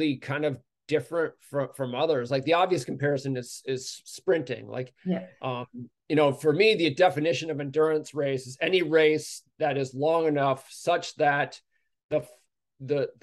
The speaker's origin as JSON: {"language": "English", "country": "United States", "said": "as an American"}